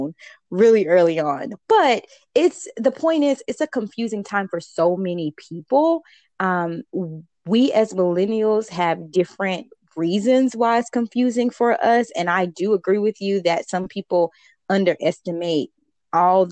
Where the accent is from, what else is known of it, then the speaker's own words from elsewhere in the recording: the South, United States; I'm from the South.